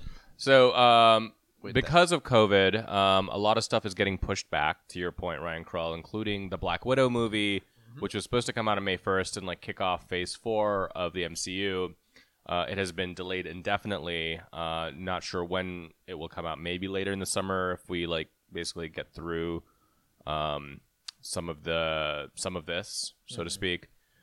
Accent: India; I can say it. I'm Indian.

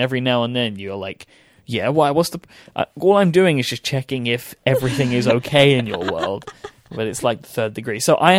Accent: London, United Kingdom; So this is Cockney rhyming slang, which I don't know why it originated, but where I grew up in East London, basically people spoke in like a pseudo code to each other.

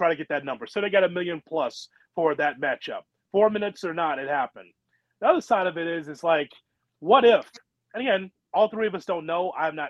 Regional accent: Chicago, Illinois, United States; as a Chicagoan

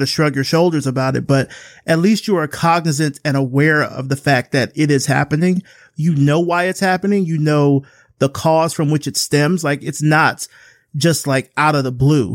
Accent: Selma, Alabama, United States; moved away as an adult; now in Atlanta, United States; We're from Selma, Alabama. And, you know, I grew up there. moved out when I was eighteen. I've been here in Atlanta ever since.

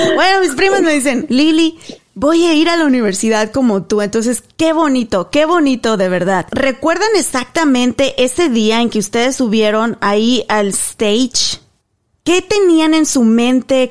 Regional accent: Guanajuato, Mexico; moved away as an adult; also born or lived in Spain; now in Dallas, United States; Mi pueblo, a Paso del Alto, Guanajuato, es conocido por gente súper talentosa

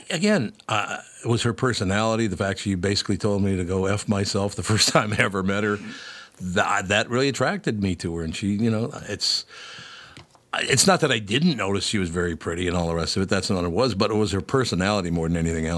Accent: Minnesota, United States; I'm from Minnesota

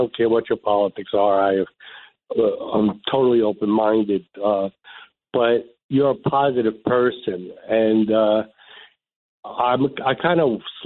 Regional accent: New York City, New York, United States; I'm born and raised in New York, born in Bellevue

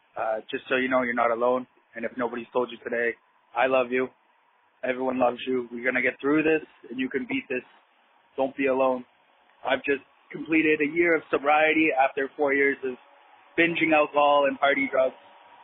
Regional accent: Canada; I'm 28 years old. I'm from Canada.

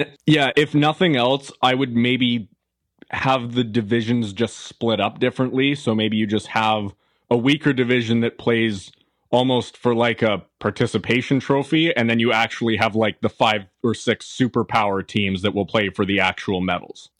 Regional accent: Canada; as a Canadian

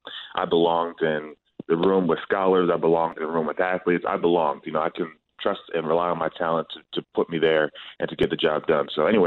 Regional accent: New Jersey, United States; I'm from Jersey, St. Joe's Metuchen.

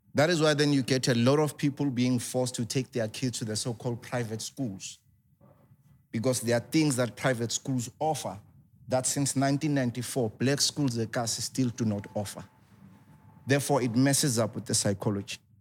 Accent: Soweto, Gauteng, South Africa; I grew up in Soweto.

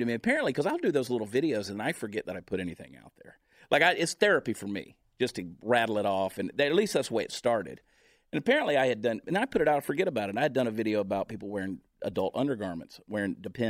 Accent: Georgia, United States; No, I'm from the Deep South, so I can make fun of it. I had to get away out of state of Georgia to get away from the family business of meth.

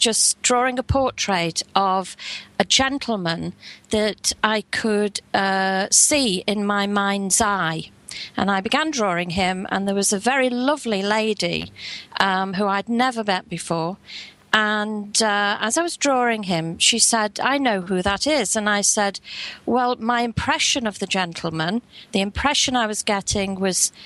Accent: Liverpool, North West England, United Kingdom; Yes, I'm from Liverpool, and born and bred in Liverpool

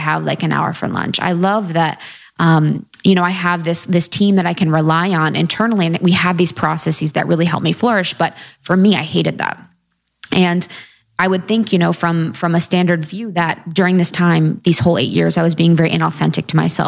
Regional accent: Ohio, United States; moved away as an adult; also born or lived in Chicago / New York; I grew up in a small town in Ohio

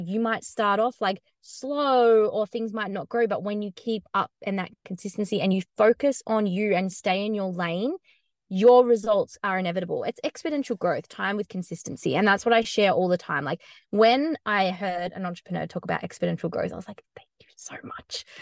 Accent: Australia; moved away; I have a bit of a different accent. I'm from Australia

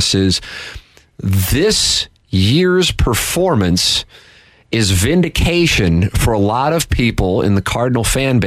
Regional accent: St. Louis, Missouri, United States; I said I was from St. Louis

